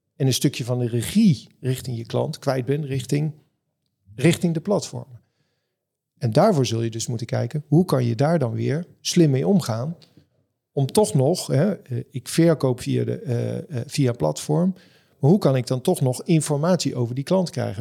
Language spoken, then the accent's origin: Dutch; Amstelveen, North Holland, Netherlands; Ik kom zelf uit Amstelveen